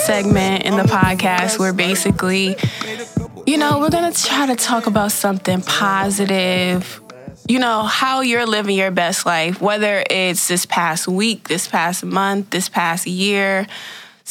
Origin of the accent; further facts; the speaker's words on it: Connecticut, United States; moved away; I'm from Connecticut, so I was in New Haven, like, downtown pretty much the whole summer.